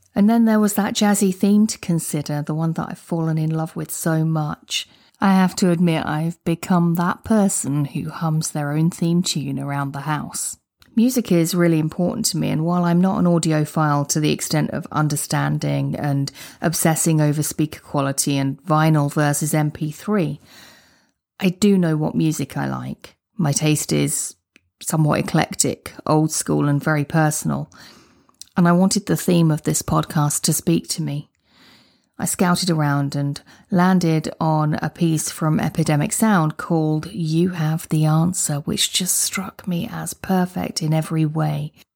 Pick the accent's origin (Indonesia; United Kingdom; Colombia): United Kingdom; I'm a Brit. I say garage, not garage.